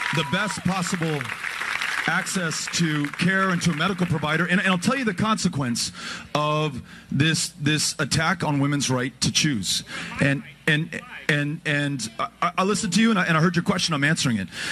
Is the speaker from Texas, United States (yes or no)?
yes; Texas, United States; my home state of Texas